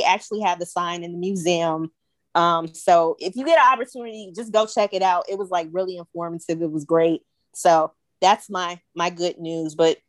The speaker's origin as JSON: {"language": "English", "town": "Mobile", "region": "Alabama", "country": "United States", "tie": "born or raised there", "moved": "yes", "said": "I'm back home. Yeah, I'm back home in Alabama for her birthday."}